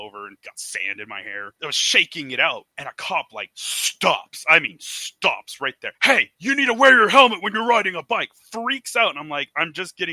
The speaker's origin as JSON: {"language": "English", "region": "Oregon", "country": "United States", "said": "old-time Oregonians if you've been here through many generations, like my family has"}